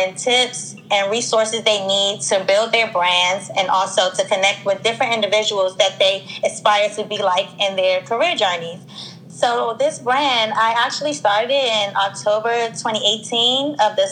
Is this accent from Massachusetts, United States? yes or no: no; Washington, District of Columbia, United States; I'm from Washington, D.C.